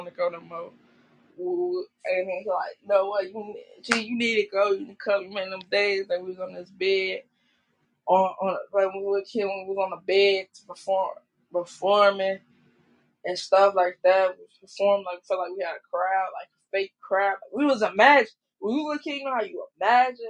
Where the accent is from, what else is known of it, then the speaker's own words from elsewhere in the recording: Chicago, Illinois, United States; I'm from Chicago